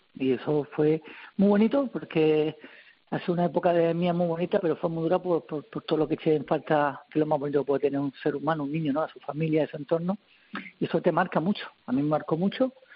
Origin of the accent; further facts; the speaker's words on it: Murcia, Region of Murcia, Spain; la de mi tierra